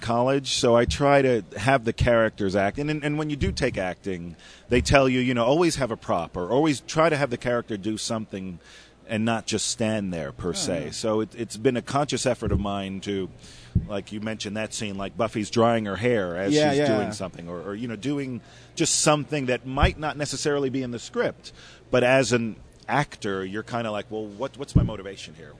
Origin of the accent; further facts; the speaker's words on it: Miami Beach, Florida, United States; I grew up in Miami Beach